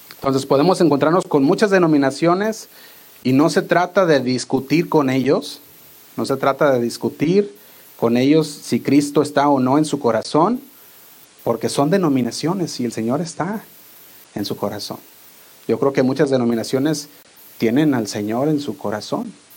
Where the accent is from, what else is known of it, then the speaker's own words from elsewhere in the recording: Guadalajara, Jalisco, Mexico; accent: pocho; also born or lived in Fresno, California, United States; now in United States; Yo a veces hablo medio pocho y eso que no soy de aquí, soy de Guadalajara, pero crecí la mayor parte aquí en, podría decir, la mitad de mi vida